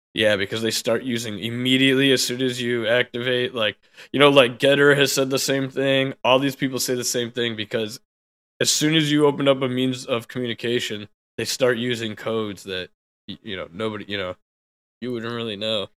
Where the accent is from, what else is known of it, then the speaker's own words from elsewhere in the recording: United States; I'm an American